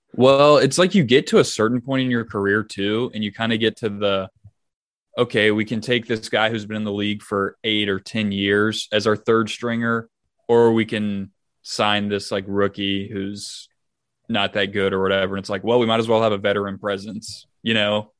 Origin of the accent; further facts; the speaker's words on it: Nashville, Tennessee, United States; I'm from Nashville